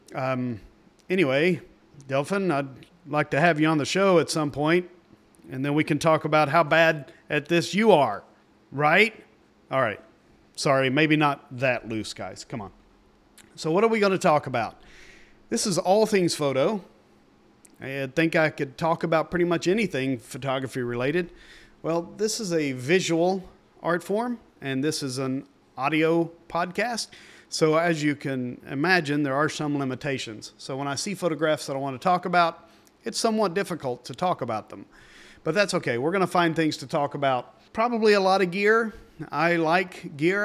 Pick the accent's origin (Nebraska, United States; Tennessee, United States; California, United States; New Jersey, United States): Tennessee, United States; East; I grew up in East Tennessee.